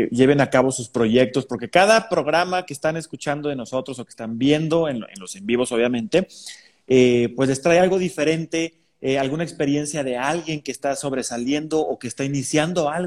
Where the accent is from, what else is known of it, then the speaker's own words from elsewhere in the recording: San Luis Potosí, Mexico; Yo soy de San Luis Potosí, Juan Carlos, entonces ya sabrás, aquí en San Luis pues el clima es bien agradable, estamos normalmente bien templaditos